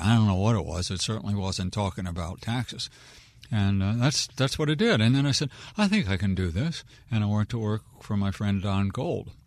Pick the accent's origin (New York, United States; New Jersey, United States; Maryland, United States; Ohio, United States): Maryland, United States; Wheaton; I'm a born and raised Wheaton kid